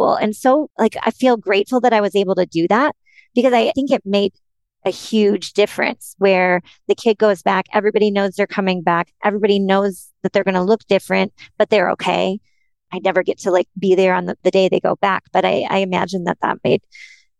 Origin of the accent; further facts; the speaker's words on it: Minnesota, United States; I'm from Minnesota